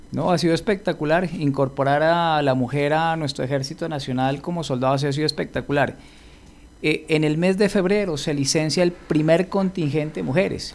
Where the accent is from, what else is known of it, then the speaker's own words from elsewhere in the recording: Pasto, Nariño, Colombia; como dicen en mi tierra, como buen pastudo que soy